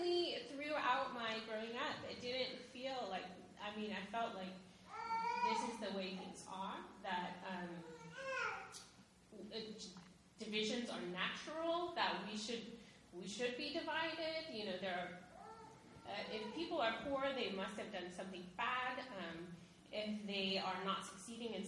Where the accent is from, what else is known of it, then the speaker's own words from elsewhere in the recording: Sacramento, California, United States; I grew up in Sacramento, California, which is the capital of California